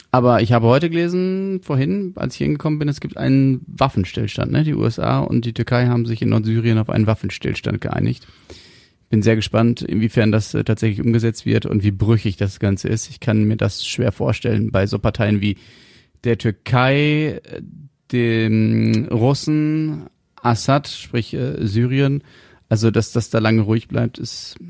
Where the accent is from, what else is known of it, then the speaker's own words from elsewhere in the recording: Germany; wir Deutschen